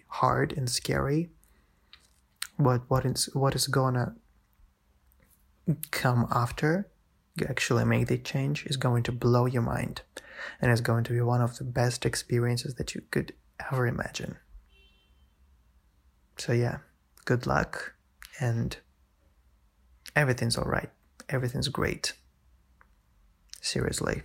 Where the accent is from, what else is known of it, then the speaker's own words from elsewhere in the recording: Russia; also born or lived in St. Petersburg, Russia; I transferred in here in my hometown